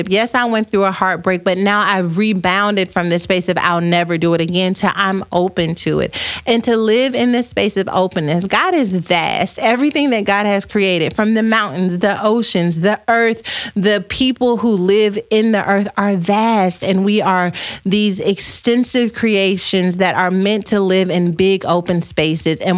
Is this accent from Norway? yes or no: no; South Africa; I'm from South Africa, so the pressure is real, but I'm not interested, at least not yet.